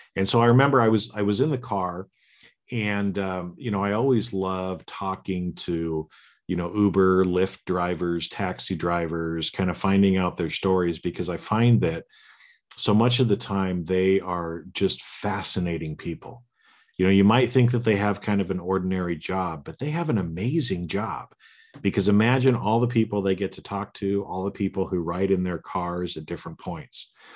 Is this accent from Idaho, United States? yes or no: yes; Boise, Idaho, United States; I was born in Boise, Idaho, to the parents that I was born to. I grew up and lived in the family that I did